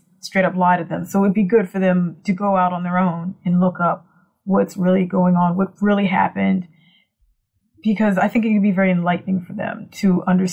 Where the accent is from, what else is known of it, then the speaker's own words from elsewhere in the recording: Virginia, United States; I'm from Virginia